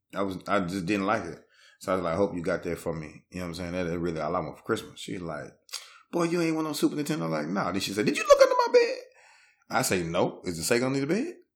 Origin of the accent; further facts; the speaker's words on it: Shreveport, Louisiana, United States; I'm from Shreveport. I'm not claiming New Orleans.